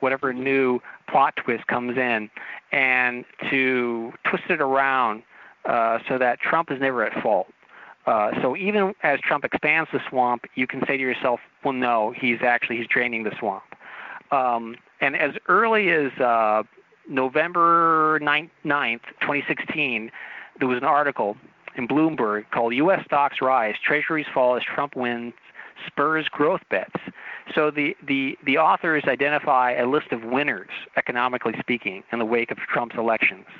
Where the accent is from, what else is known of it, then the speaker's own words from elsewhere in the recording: Torrance, California, United States; I grew up in Torrance